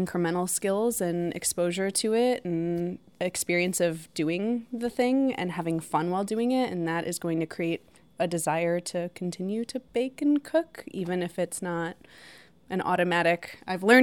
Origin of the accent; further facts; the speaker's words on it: Chicago, Illinois, United States; I'm from Chicago